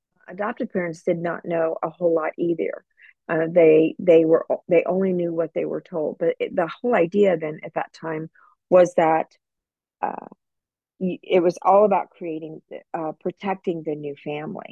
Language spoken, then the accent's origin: English; Southern California, United States; I grew up in Southern California and really had a great nondescript middle class lifestyle